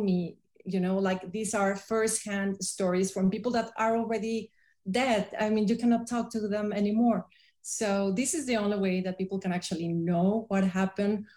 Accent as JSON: {"language": "English", "town": "Tepoztlán", "region": "Morelos", "country": "Mexico", "tie": "born or raised there", "said": "I brought all the films to my hometown in Tepoztlán"}